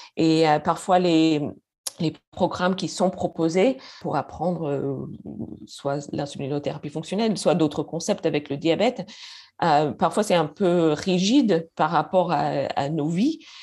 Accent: Canada; first language English; French is a second language; moved away as an adult; now in Paris, France

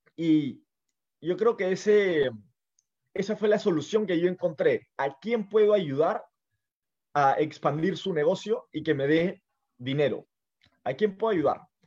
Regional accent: Lima, Peru; yo estoy en Lima, yo soy de Lima

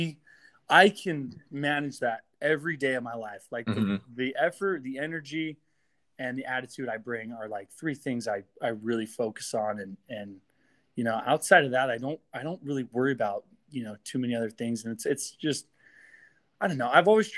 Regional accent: Pocatello, Idaho, United States; I was born and raised in Pocatello, Idaho. I grew up here my whole life.

